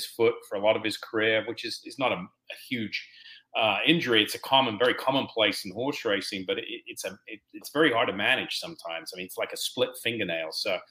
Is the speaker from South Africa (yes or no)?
no; England, United Kingdom; moved away as an adult; now in United States; growing up in England.